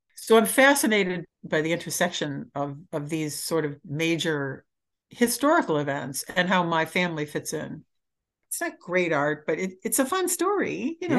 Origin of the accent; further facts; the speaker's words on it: Michigan, United States; I grew up in Michigan.